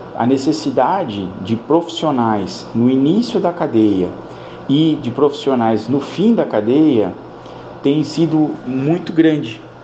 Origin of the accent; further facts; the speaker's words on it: São José dos Campos, São Paulo, Brazil; moved away as an adult; also born or lived in southern Minas Gerais; Sou natural de São José dos Campos, mas vivi em São Paulo durante muitos anos